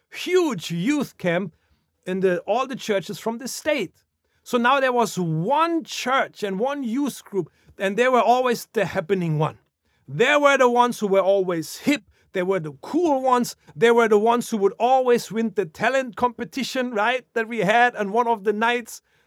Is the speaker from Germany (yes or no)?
yes; Germany; moved away; growing up in Germany